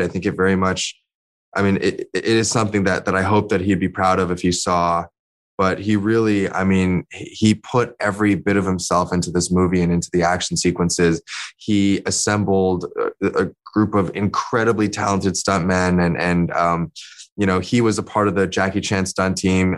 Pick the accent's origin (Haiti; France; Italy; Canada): Canada; also born or lived in China / London; I'm Asian Canadian